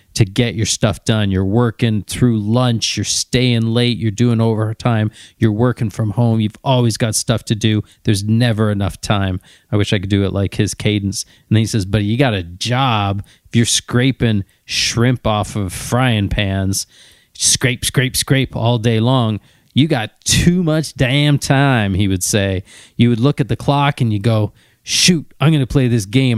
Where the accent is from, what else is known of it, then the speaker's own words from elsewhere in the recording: Ontario, Canada; although I'm from Ontario, and of course I wanna go to Ontario Vet College